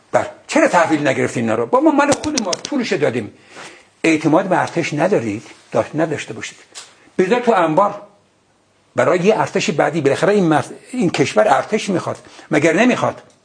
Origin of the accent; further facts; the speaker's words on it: Ardabil, Ardabil Province, Iran; moved away; من بچه اردبیلم